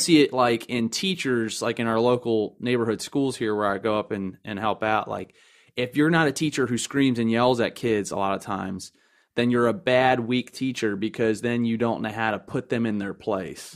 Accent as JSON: {"language": "English", "town": "Timonium", "region": "Maryland", "country": "United States", "also_born_or_lived": "Lakeland, Florida", "said": "I'm originally from the county of Baltimore, uh, North Area or Timonium"}